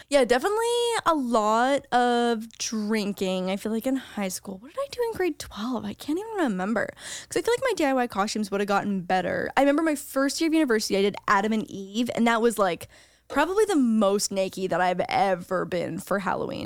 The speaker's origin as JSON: {"language": "English", "country": "Canada", "moved": "yes", "lives_now": "United States", "said": "as a Canadian"}